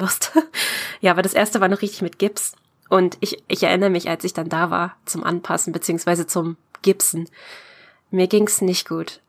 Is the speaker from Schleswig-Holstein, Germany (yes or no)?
no; Brandenburg, Germany; ich komme aus der Nähe von Berlin, eigentlich aus Brandenburg.